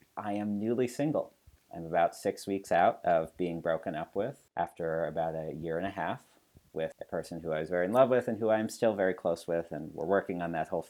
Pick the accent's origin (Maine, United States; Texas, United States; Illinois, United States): Maine, United States; I am born and raised in Maine and love New England. I still live in New England